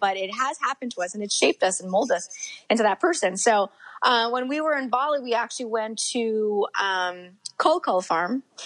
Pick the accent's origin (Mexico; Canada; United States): Canada; Montreal, Quebec; Montreal's my hometown